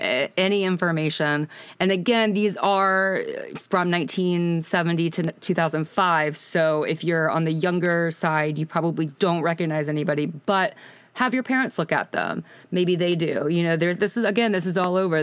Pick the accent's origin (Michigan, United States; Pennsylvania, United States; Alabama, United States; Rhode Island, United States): Alabama, United States; Birmingham; I am from Birmingham, Alabama